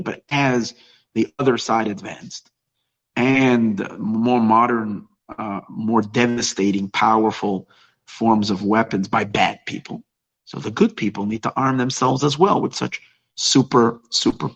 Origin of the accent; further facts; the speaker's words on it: New York, United States; now in Los Angeles, United States; I grew up in New York